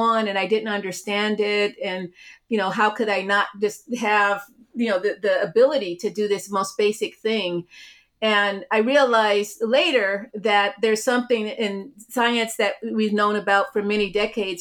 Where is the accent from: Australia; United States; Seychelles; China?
United States; Cleveland, Ohio; also born or lived in Beachwood, Ohio; I grew up in Cleveland, Ohio